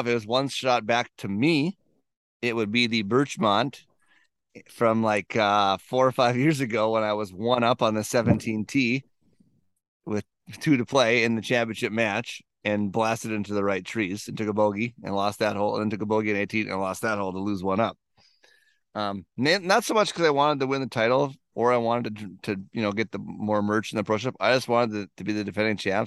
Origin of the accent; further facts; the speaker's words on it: near Erskine, Minnesota, United States; a little nine hole course in Erskine, Minnesota, up by my hometown